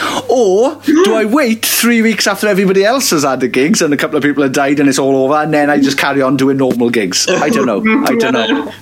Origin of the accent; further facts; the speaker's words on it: United Kingdom; We're all British